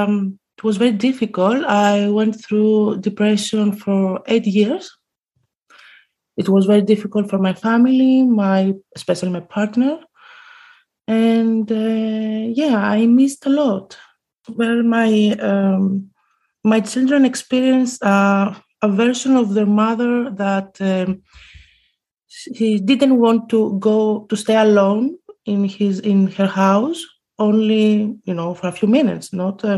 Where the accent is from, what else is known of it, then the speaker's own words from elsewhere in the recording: Greece; now in Amsterdam, Netherlands; I'm from Greece